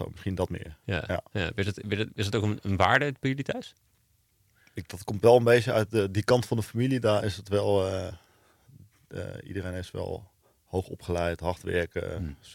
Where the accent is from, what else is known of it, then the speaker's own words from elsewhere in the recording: Venlo, Limburg, Netherlands; Nou, je hoort het misschien niet meer, maar ik kom uit Venlo. Dus eh, daar ben ik, heb ik tot mijn negentiende gewoond.